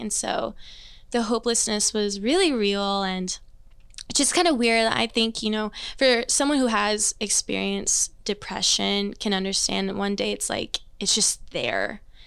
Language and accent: English; Overland Park, Kansas, United States; also born or lived in Greensburg, Indiana; moved when I was two. Um, my dad actually got a youth pastor job out here in the suburbs of KC, so Overland Park area. So I've been raised in Overland Park my whole life.